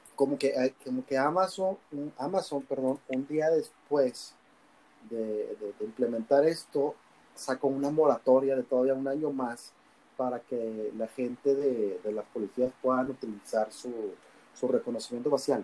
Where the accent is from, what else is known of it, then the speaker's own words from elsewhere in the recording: Mexico; somos los mexicanos